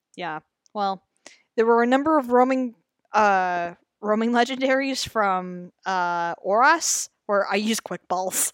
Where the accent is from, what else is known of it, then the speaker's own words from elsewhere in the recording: Canada; I'm Canadian, I say Zed